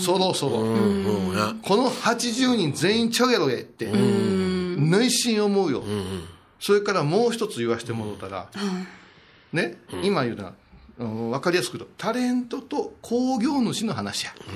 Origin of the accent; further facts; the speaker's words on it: Kurashiki, Okayama, Japan; 地元倉敷